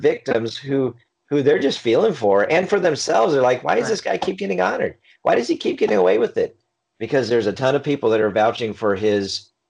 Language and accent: English; Houston, Texas, United States; I grew up in Houston.